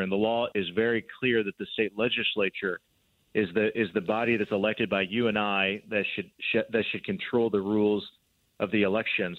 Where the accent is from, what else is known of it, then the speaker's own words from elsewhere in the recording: Columbia City, Indiana, United States; my hometown, Columbia City, a small town in Northeast Indiana